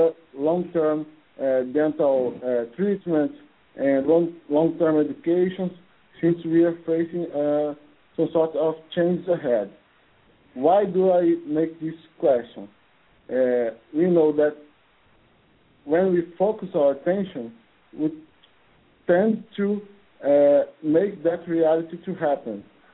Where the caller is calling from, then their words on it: Brazil; from Brazil